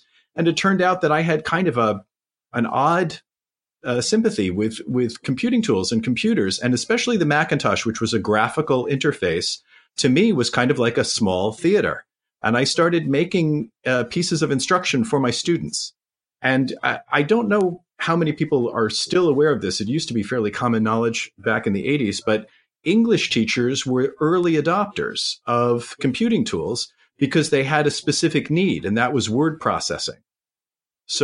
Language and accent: English; New York City, New York, United States; now in North Carolina, United States; And I grew up in New York City and thought that I was going to go to school in Philadelphia for my smaller town experience.